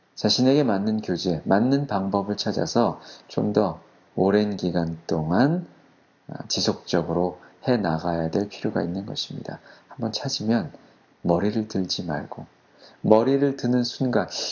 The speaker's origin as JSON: {"language": "Korean", "country": "South Korea", "said": "저는 평범한 한국 사람입니다. 한 번도 외국에서 제가 어, 길게 어, 공부하거나 학교를 다녀본 적이 없습니다."}